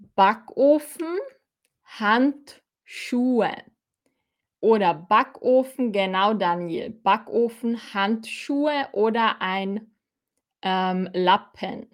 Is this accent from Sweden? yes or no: no; Austria; accent: Austrian; ich bin aus Österreich